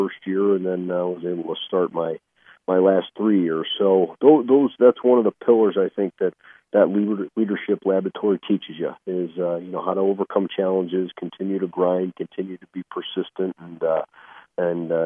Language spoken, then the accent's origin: English; Chicago, Illinois, United States; I grew up in Chicago